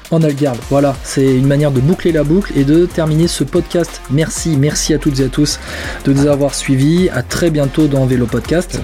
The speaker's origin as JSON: {"language": "French", "country": "France", "said": "on est français"}